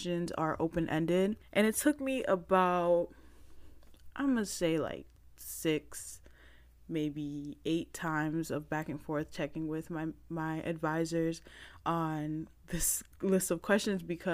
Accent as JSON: {"language": "English", "country": "Panama", "tie": "born or raised there", "said": "I'm Black. I'm Panamanian. I was born in Panama."}